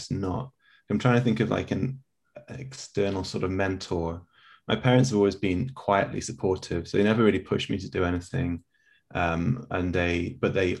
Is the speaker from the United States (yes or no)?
no; England, United Kingdom; also born or lived in South Korea; I'm too English